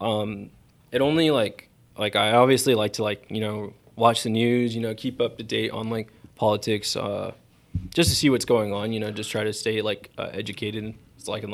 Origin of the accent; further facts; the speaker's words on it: Yucaipa, California, United States; also born or lived in Fontana, California / Beaumont, California; I lived in Yucaipa most of my life. Born and raised in Fontana.